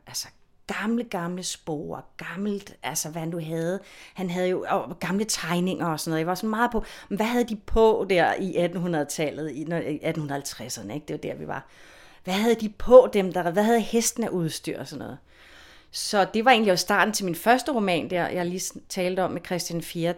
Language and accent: Danish; Copenhagen, Capital Region of Denmark, Denmark; er jeg jo født og opvokset i København